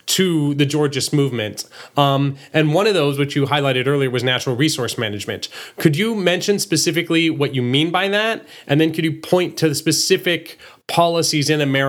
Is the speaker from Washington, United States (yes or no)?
no; Texas, United States; in addition to being born and raised in Texas, my mom's a Norwegian immigrant, so I'm a citizen in Norway too